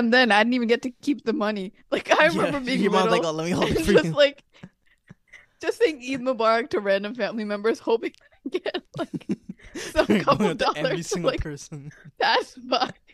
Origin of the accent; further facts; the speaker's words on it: United States; we grew up in America